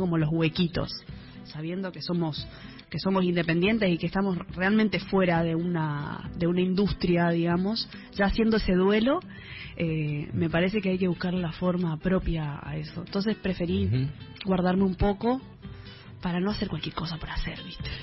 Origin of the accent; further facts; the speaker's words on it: Misiones, Argentina; misiones de donde soy yo, con músicas que tienen que ver con mi zona, con mi, con mi región